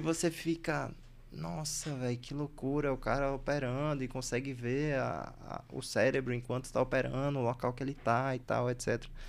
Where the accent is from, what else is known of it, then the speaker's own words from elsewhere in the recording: Recife, Pernambuco, Brazil; accent: Recife; moved away as an adult; also born or lived in Bahia; now in São Paulo, Brazil; eu morei em Recife porque eu fui fazer ensino médio lá, mas tipo, eu nasci na Bahia